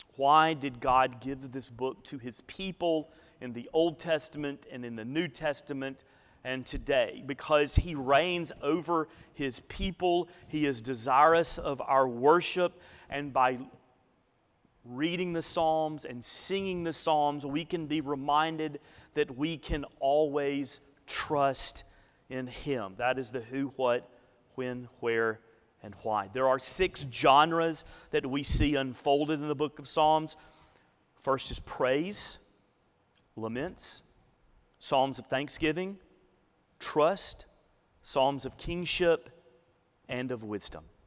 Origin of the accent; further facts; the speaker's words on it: Northeast Alabama, United States; I grew up in Northeast Alabama.